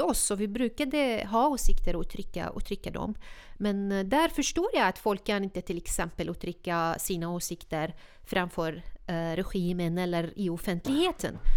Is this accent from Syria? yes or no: yes; Syria; Swedish is a second language; moved away as an adult; now in Sweden